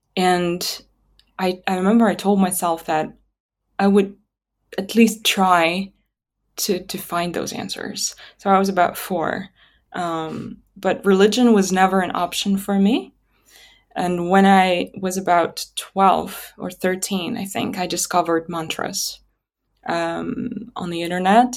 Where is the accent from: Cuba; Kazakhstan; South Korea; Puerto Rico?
Kazakhstan; Atyrau, Atyrau Region; first language Russian; English is a second language; moved away as an adult; this place where I was born and where I lived until twenty twenty-one, really. um, Atarau, my hometown, um, the western part of Kazakhstan near the Caspian Sea